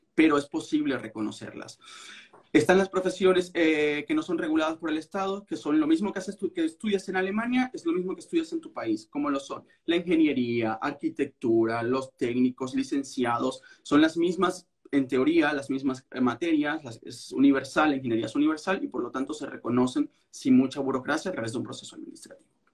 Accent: Venezuela; moved away as an adult; now in Berlin, Germany; yo soy abogado venezolano

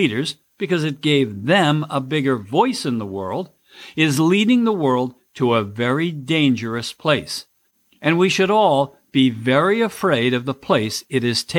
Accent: United States; I'm an American

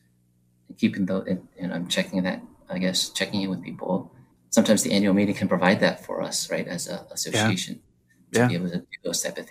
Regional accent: Taiwan; now in United States; I was born in Taiwan, so I didn't have an American name growing up. I just went by my Chinese name.

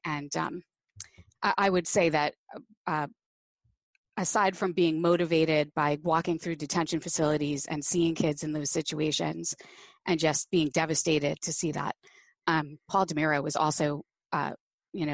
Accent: New Jersey, United States; also born or lived in New York City; So I was born in New York City and moved to New Jersey when with my family when I was four, and grew up pretty much a Jersey girl.

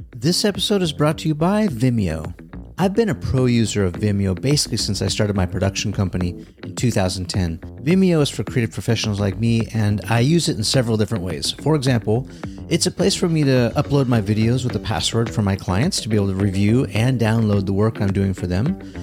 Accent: Southern California, United States; a little Grom growing up in Southern California

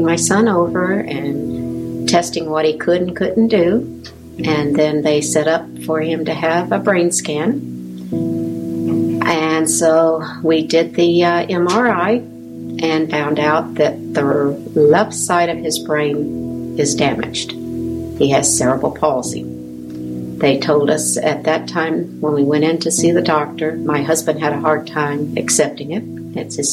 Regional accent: the South, United States; moved away; I'm from the South.

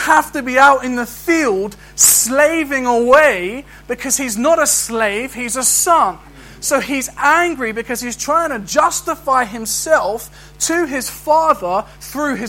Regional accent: London, United Kingdom; I can try and act like an Aberdonian, but I'm a Londoner. And that's my identity, regardless.

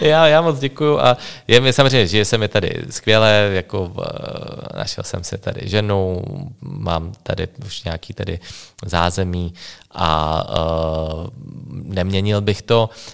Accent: Slovakia; first language Slovak; Czech is a second language; moved away as an adult; also born or lived in Bratislava; now in Czech Republic; jsem eh, ze Slovenska

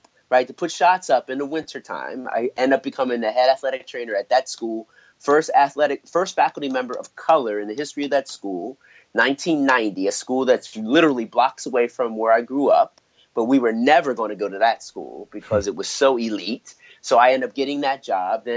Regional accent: Philadelphia, Pennsylvania, United States; my hometown team, the Philadelphia 76ers

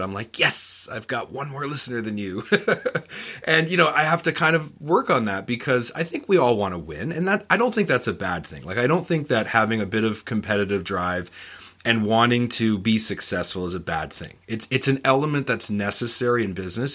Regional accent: Canada; I'm from Canada

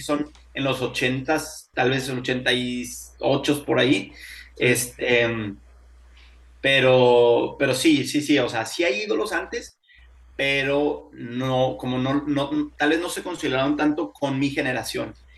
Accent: Torreón, Coahuila, Mexico; now in Houston, United States; Soy originario de Torreón

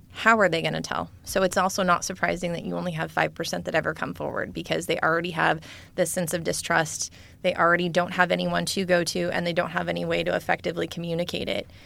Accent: California, United States; I grew up in California

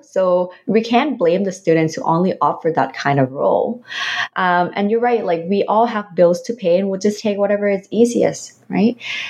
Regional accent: Philippines; now in Canada; even though I don't have the what so-called Canadian experience, but I have experience from my home country, from the Philippines, for the past 20 years.

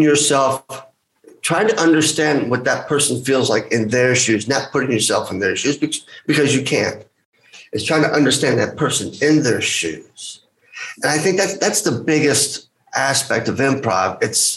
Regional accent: United States; I'm Greek American

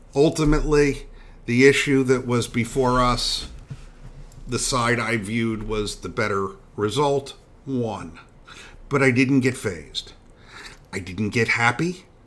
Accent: Philadelphia, Pennsylvania, United States; I am a Phillies fan and have always been devoted to my hometown team

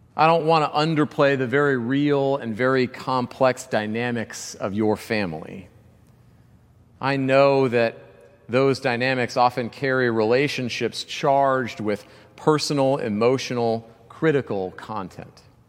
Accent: Georgia, United States; growing up in Georgia

